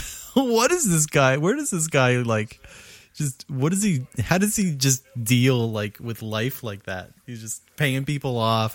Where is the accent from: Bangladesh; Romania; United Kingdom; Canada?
Canada; Cole Harbour, Nova Scotia; where I grew up in Cole Harbour.